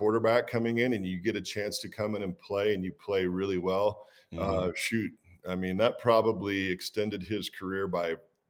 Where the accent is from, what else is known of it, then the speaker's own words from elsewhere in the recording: Walla Walla, Washington, United States; we're out in my hometown. The name Doubleback comes from the fact that I grew up in Walla Walla, went off and played ball, double back, and came back home.